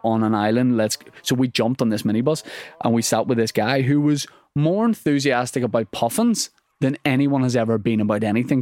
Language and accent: English; Northern Ireland, United Kingdom; I'm from Northern Ireland